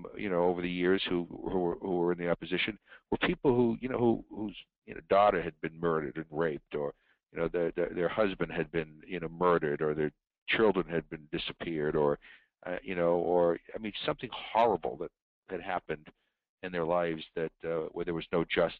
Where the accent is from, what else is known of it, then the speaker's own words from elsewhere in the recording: United States; as an American